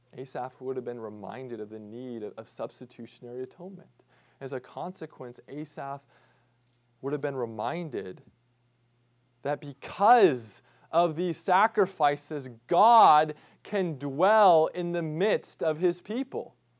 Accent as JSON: {"language": "English", "region": "Midwest", "country": "United States", "tie": "born or raised there", "said": "growing up in the Midwest"}